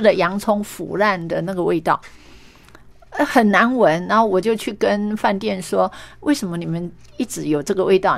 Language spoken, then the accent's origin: Chinese; Meishan, Chiayi County, Taiwan; moved away as an adult; also born or lived in Taipei; 我是来自于乡下。啊，我们嘉义眉山那么样乡野的地方，然后到台北念书